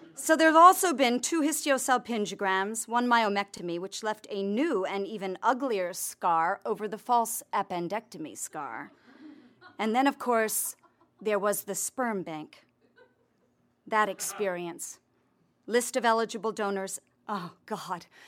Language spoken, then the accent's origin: English; Connecticut, United States; also born or lived in Santa Fe; now in Los Angeles, United States; I'm a Calvinist from Connecticut